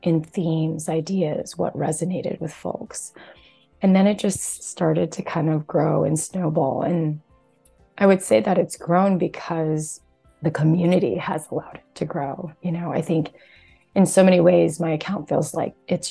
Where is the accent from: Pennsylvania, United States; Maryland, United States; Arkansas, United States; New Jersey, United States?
New Jersey, United States; also born or lived in Taiwan; now in Houston, United States; I was raised here in America and yet was heavily steeped in our Taiwanese dialect, speaking Mandarin Chinese through both my parents, going to Chinese school on the weekends, and then also had a more kind of, I guess, white dominant environment that I grew up in, growing up in New Jersey in the suburbs